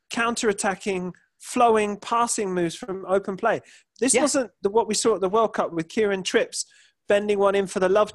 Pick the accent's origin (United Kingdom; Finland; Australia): United Kingdom; England; as an Englishman